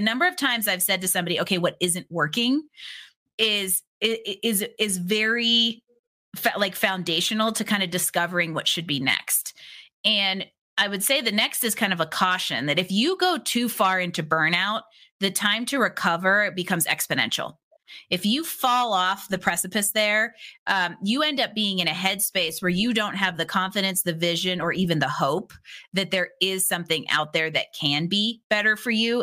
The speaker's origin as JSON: {"language": "English", "town": "Pittsburgh", "region": "Pennsylvania", "country": "United States", "tie": "born or raised there", "said": "I grew up in Pittsburgh"}